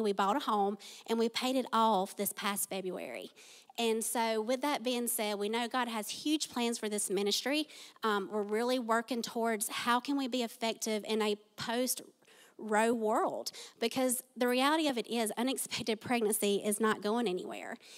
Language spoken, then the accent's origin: English; Tift County, Georgia, United States; I was born and raised in Tiff County